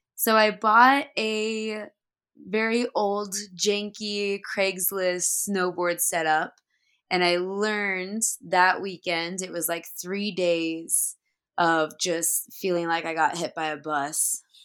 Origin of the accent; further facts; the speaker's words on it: Dallas, Oregon, United States; I grew up in Dallas, Oregon